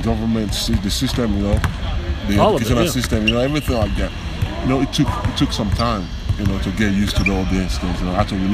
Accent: Nigeria; moved away as an adult; now in Tallahassee, United States; back home in Nigeria

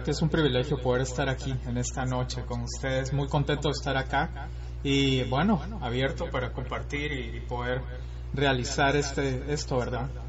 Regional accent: Guatemala City, Guatemala Department, Guatemala; Bueno, yo soy guatemalteco

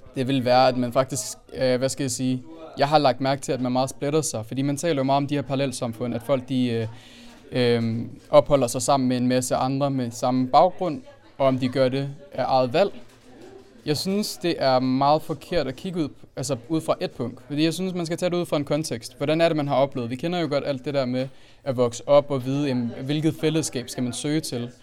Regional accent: Denmark; also born or lived in Aalborg; jeg er født og opvokset i Danmark, men jeg har en anden multikulturel baggrund

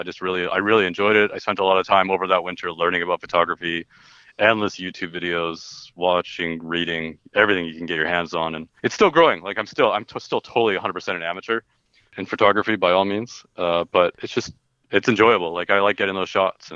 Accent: Robson, British Columbia, Canada; I grew up in Robson, right in the Columbia River

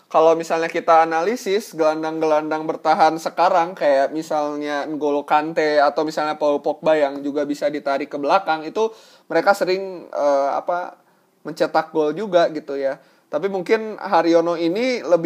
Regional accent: Bandung, West Java, Indonesia; born there; jadi uh, basically gue ini dilahirkan di tanah Pajajaran ya tanah Bandung Jawa Barat

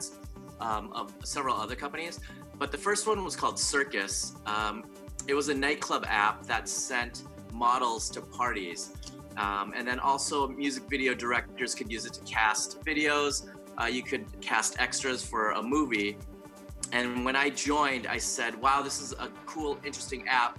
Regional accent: Daegu, South Korea; I was born in Daegu, Korea, South Korea

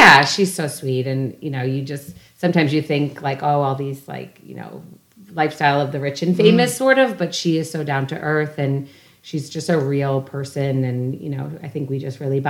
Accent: Scranton, Pennsylvania, United States; moved away as an adult; I'm back to my hometown where we all live.

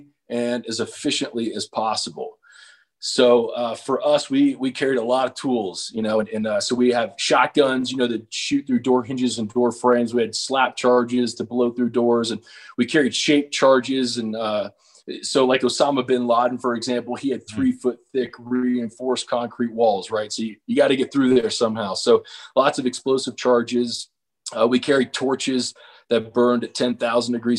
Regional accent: Cincinnati, Ohio, United States; I was born and raised in Cincinnati

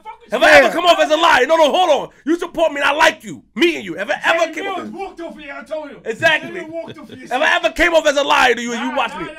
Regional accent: Queens, New York, United States; I put everything out, nigga. I'm from Queens.

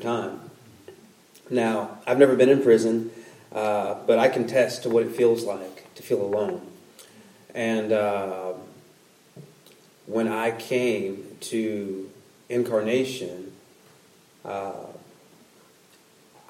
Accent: Puerto Rico; moved away; I'm from Puerto Rico as well

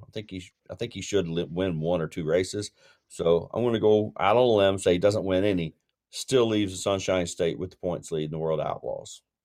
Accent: Tennessee, United States; for a Tennessee guy

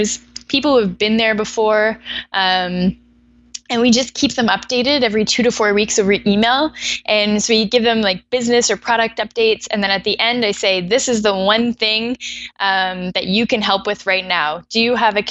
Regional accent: Vancouver, British Columbia, Canada; moved away as an adult; also born or lived in Ottawa; now in Toronto, Canada; I was born in Ottawa, but grew up in Vancouver.

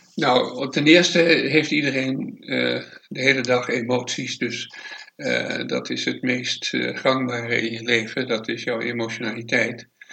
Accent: Amsterdam, North Holland, Netherlands; now in Het Gooi, Netherlands; ik ben in Amsterdam geboren, daar eh, het, eh, van lagere school, middelbare school

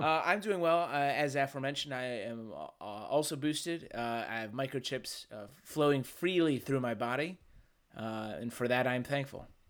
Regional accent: Midwest, United States; being from the Midwest

